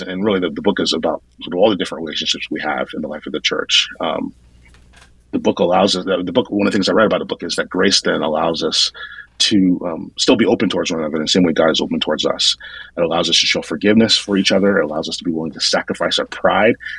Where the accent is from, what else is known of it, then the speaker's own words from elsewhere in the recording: northern New Jersey, United States; moved away as an adult; also born or lived in Brooklyn, New York; now in Phoenix, United States; I was born in Brooklyn, but then I really grew up in northern Jersey, so like maybe a half hour outside the city.